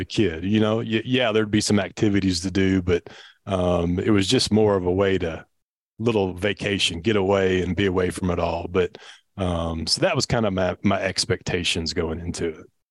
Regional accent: Louisville, Kentucky, United States; also born or lived in Bullitt County, Kentucky; born and raised in Louisville, Kentucky

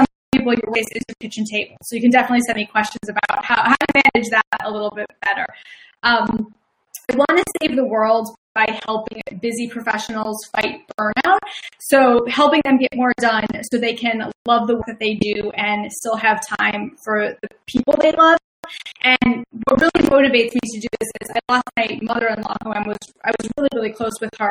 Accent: Chicago, Illinois, United States; accent: Midwestern; now in Philadelphia, United States; I'm originally from Chicago, so my Midwestern accent comes out when I get really excited

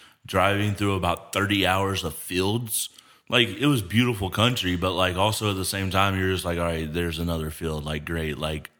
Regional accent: Alabama, United States; I'm from Alabama, and that was some redneck backwoods shit.

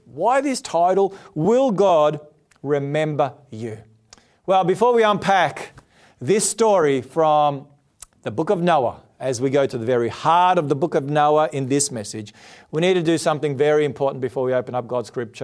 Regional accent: Australia; I'm an Australian

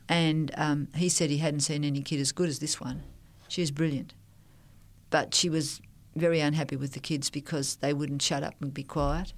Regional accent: Melbourne, Victoria, Australia; also born or lived in New Guinea / Thailand; I'm a Melbourne person.

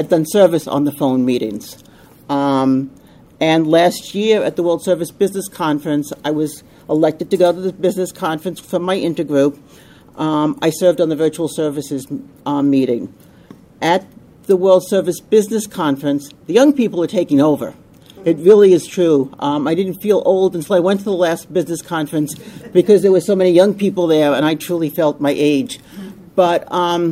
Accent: Long Island, New York, United States; also born or lived in Suffolk County, New York; I come from Long Island. We moved further out on Long Island into Suffolk County

